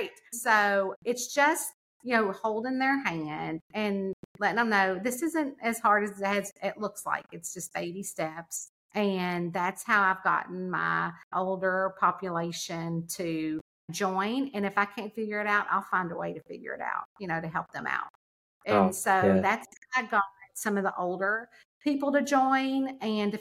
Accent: Lexington, Kentucky, United States; also born or lived in the South; my hometown in Lexington, which is 2 hours away

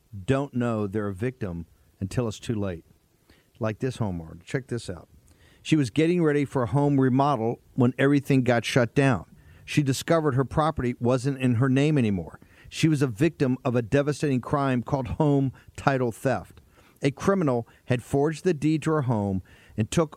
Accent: Richmond, Virginia, United States; my hometown

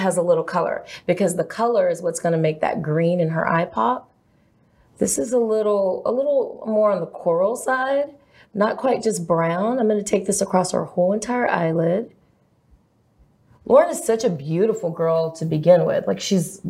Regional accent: Lubbock, Texas, United States; I'm from Lubbock, Texas.

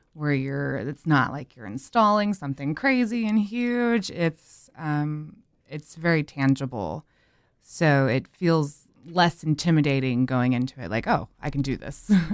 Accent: Winston-Salem, North Carolina, United States; now in Raleigh, United States; I grew up in Winston-Salem and went to N C State, and I've been here ever since

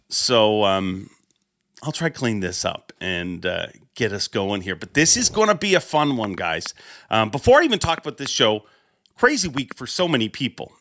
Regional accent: Canada; as a Canadian

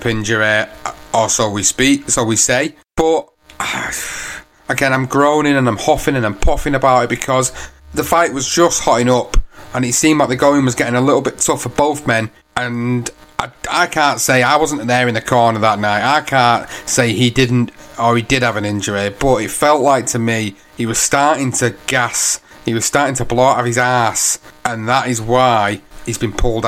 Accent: United Kingdom; as British fans

